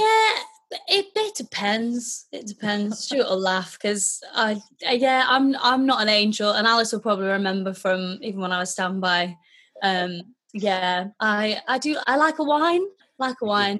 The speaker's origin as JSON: {"language": "English", "town": "Wakefield", "region": "Yorkshire and the Humber", "country": "United Kingdom", "tie": "born or raised there", "said": "I grew up in Wakefield"}